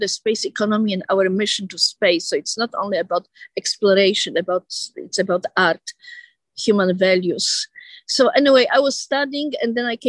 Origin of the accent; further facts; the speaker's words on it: Warsaw, Masovian Voivodeship, Poland; moved away as an adult; also born or lived in Italy; now in United States; I was at that time in Warsaw, Poland, under the Soviet domination